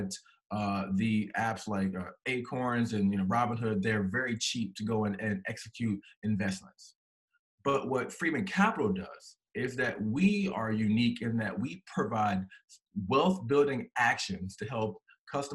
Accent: Maryland, United States; moved away as an adult; now in North Carolina, United States; I am born and raised in Maryland

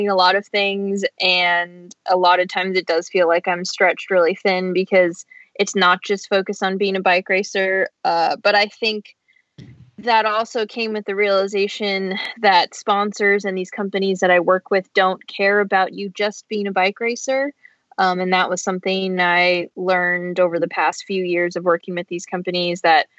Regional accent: Orange County, Southern California, United States; Growing up in Southern California, in Orange County specifically

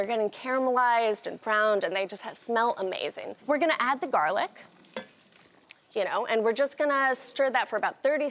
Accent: the Catskills, New York, United States; growing up in the Catskills and kind of in this kind of culture of reusing everything

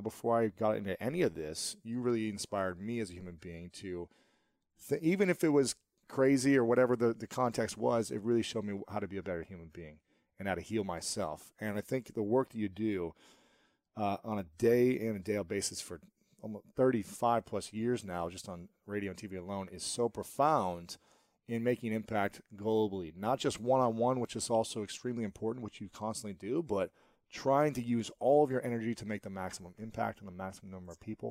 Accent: Ohio, United States; moved away as an adult; also born or lived in New York City; now in Los Angeles, United States; I'm from Ohio

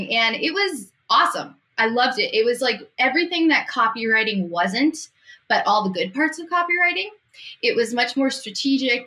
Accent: Massachusetts, United States; also born or lived in New York City; I moved from New York City back to Massachusetts. I'm from Massachusetts originally.

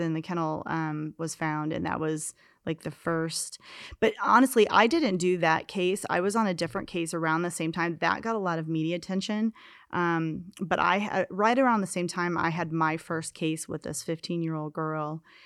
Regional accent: Kansas City, United States; moved away as an adult; I grew up in Kansas City, and, um, I l left there, uh, right when I turned eighteen

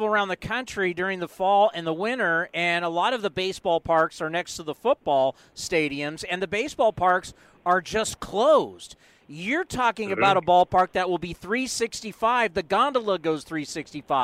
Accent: San Diego, California, United States; When I was growing up in San Diego

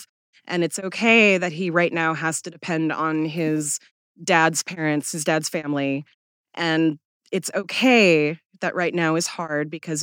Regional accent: Seattle, Washington, United States; moved away; born and raised in Seattle

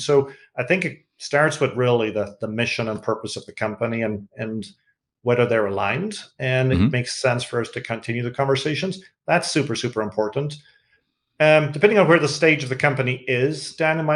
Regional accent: Ireland; accent: Irish (like Bono's)

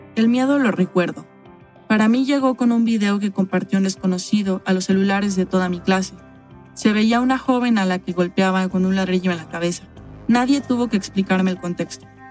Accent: Mexico; also born or lived in Mexico City

